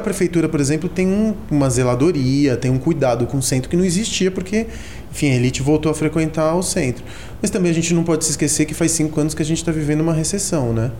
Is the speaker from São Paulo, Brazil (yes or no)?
yes; São Paulo, Brazil; Eu era um moleque que cresci na Augusta